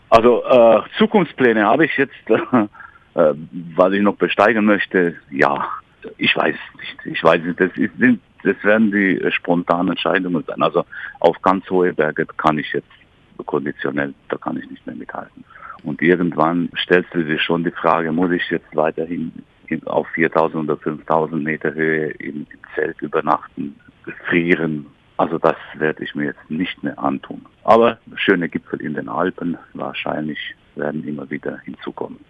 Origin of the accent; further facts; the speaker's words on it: Criț, Brașov County, Romania; moved away as an adult; also born or lived in Sighișoara; now in Germany; Ich bin geboren in Deutschkreuz, das ist auch Rumänisch Kritz